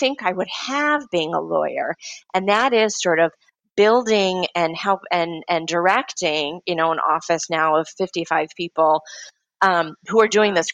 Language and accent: English; Midwest, United States; I am from the Midwest